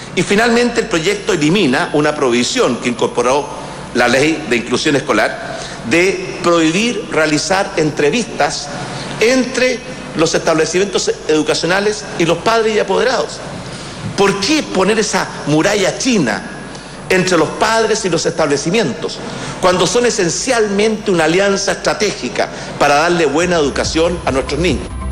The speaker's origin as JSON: {"language": "Spanish", "country": "Venezuela", "moved": "as an adult", "lives_now": "Madrid, Spain"}